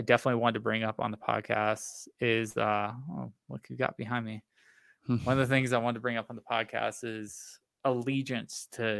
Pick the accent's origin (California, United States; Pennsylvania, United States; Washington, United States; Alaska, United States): Alaska, United States; My home state's Alaska.